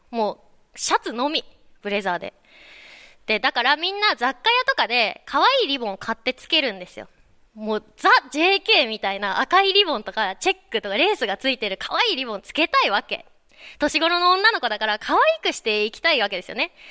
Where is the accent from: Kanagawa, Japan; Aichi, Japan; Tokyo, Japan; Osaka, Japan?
Kanagawa, Japan; 私の出身の湘南。